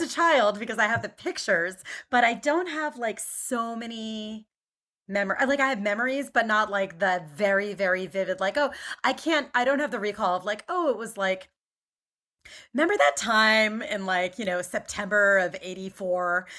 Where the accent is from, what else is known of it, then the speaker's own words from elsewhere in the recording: Main Line, Philadelphia suburbs, Pennsylvania, United States; moved away as an adult; also born or lived in Atlanta, United States / Caracas, Venezuela / Spain / New York, United States; I grew up in the Main Line